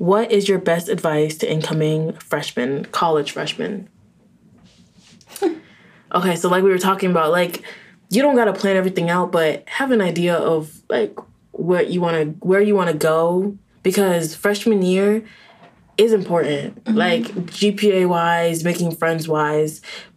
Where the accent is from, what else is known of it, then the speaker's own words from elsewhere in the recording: Orlando, Florida, United States; moved away as an adult; I wanted to leave from Orlando